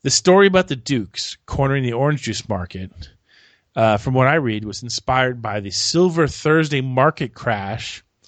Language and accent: English; St. Petersburg, Florida, United States; Cocoon was filmed in my hometown.